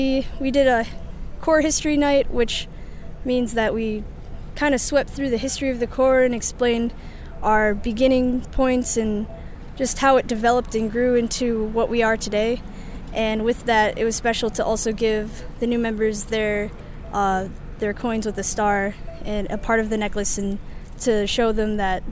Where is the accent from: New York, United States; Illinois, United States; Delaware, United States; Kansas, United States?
Illinois, United States; Naperville; the Blue Stars drum major. This is my sixth season with the Blue Stars. I'm from Naperville, Illinois.